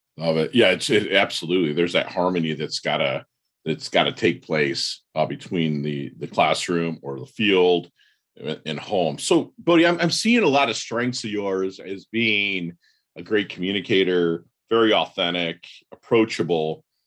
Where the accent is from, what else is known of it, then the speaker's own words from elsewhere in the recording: Michigan, United States; I'm from Michigan